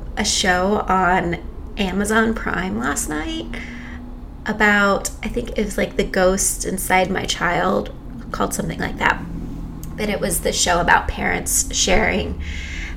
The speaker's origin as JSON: {"language": "English", "region": "Texas", "country": "United States", "tie": "born or raised there", "also_born_or_lived": "France", "moved": "as an adult", "said": "I was born and raised in Texas"}